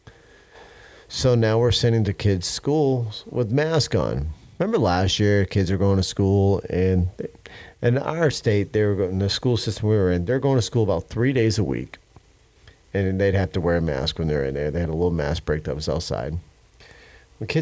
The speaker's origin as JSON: {"language": "English", "country": "United States", "said": "as American"}